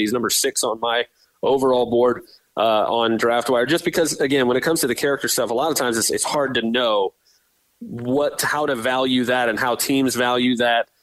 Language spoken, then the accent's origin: English; Tampa, Florida, United States; We grew up in Tampa here, so we're Bucks fans